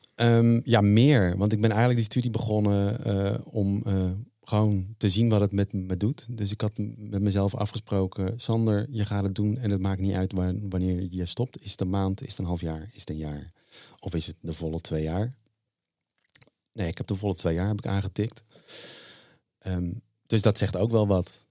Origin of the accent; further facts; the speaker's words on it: Zeeland, Netherlands; ik ben geboren in de Zeeuwse klei. En, eh, daar was ik al vanaf klein af, jongetje af aan